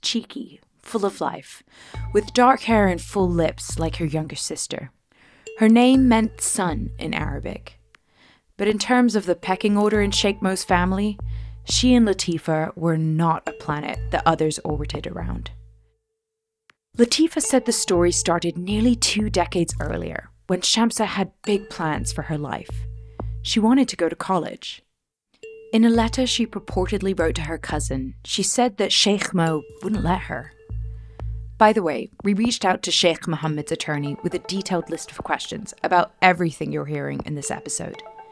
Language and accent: English; Dubai, United Arab Emirates; growing up in Dubai, I know there's nothing more important than the family name in Emirati culture